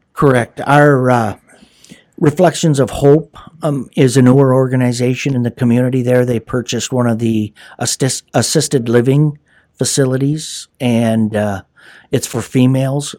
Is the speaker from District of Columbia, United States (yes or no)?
no; Hayward, Wisconsin, United States; I, uh, was born and raised in Hayward